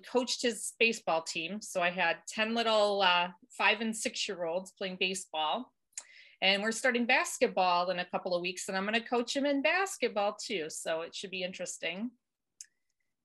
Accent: Michigan, United States; I was born and raised in Michigan

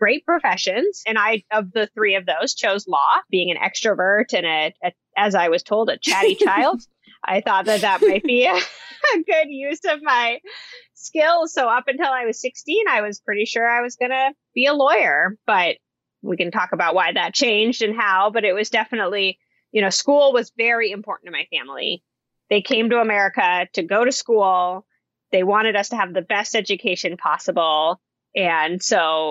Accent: Portland, Oregon, United States; I grew up right here in Portland, Oregon

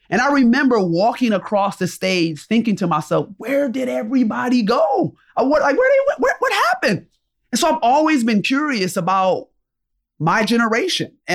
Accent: Rochester, New York, United States; So I'm from upstate New York, I'm from Rochester, New York.

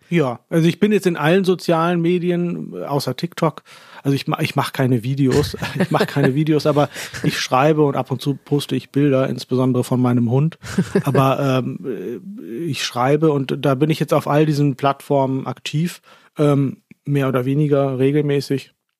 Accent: Lower Saxony, Germany; moved away as an adult; also born or lived in Baden-Württemberg, Germany / Pakistan / Turkey; now in Austria; ich komme aus Norddeutschland, aus einem Dorf namens Holland Schwielenfleet

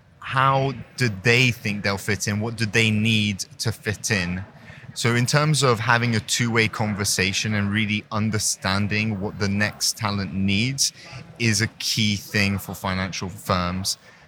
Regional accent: Hong Kong; So I'm born and raised in Hong Kong to a French-Canadian mother and an English father.

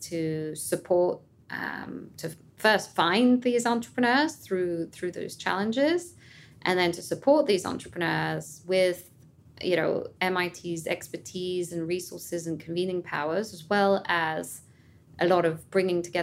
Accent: France; also born or lived in London / New York; now in Boston, United States; I'm French originally

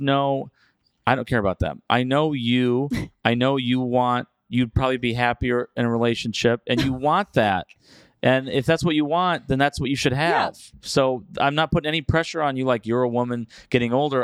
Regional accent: United States; As an American

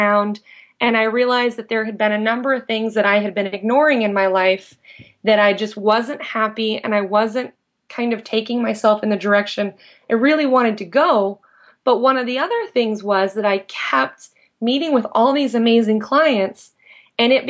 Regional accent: Indiana, United States; moved away as an adult; also born or lived in San Diego; I grew up in Indiana. I moved to San Diego in 2001

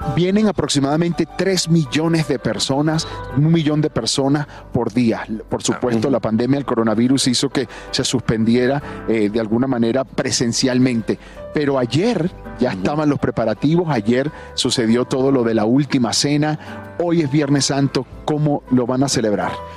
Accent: Venezuela; yo soy venezolano

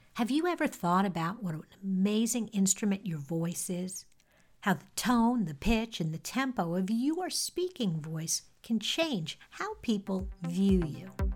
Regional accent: New York, United States; accent: slightly nasal New York; I grew up in New York. I have a slightly nasal New York accent

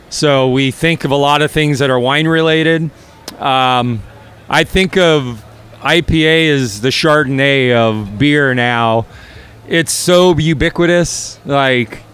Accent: Sonoma County, California, United States; I'm from Sonoma County

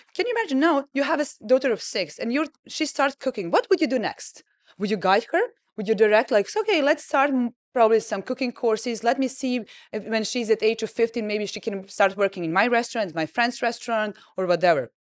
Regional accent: Serbia; moved away as an adult; now in Dubai, United Arab Emirates; I grew up in Serbia

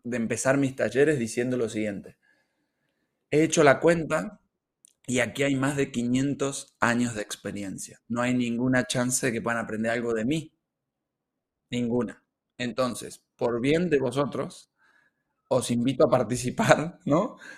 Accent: Argentina; moved away as an adult; now in Barcelona, Spain; soy argentino. Eh, he venido aquí a España hace ya unos cuatro años

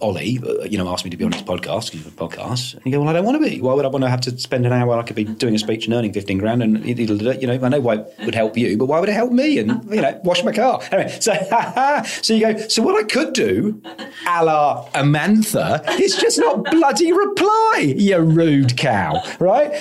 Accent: United Kingdom; I'm British.

